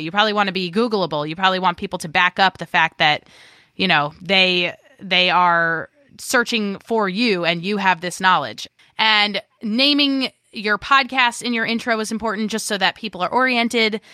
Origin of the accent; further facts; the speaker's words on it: New York, United States; I am a New Yorker, and I love to talk over people